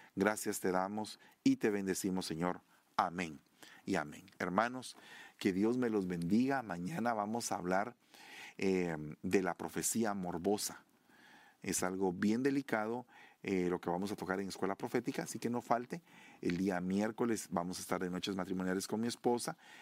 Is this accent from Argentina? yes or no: no; Sololá, Guatemala; de allá de Guatemala, de mi tierra, Sololá